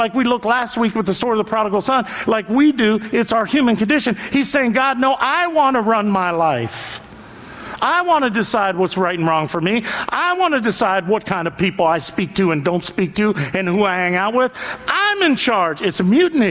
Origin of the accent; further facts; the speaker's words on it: Youngstown, Ohio, United States; moved away; I'm from Youngstown, Ohio